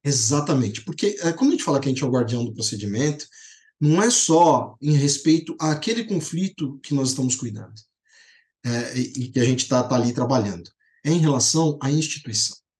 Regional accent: Poços de Caldas, Minas Gerais, Brazil; lá em Posto de Caldas, que é a minha terra

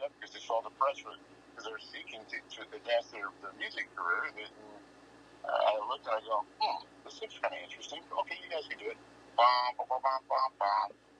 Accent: Kansas, United States; I grew up in Kansas, so I came from Dixie.

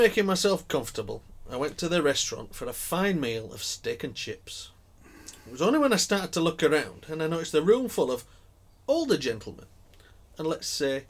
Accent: Yorkshire and the Humber, United Kingdom; Being a Yorkshireman, I opted for the £30 a night B&B on the banks of the Birmingham Waterway.

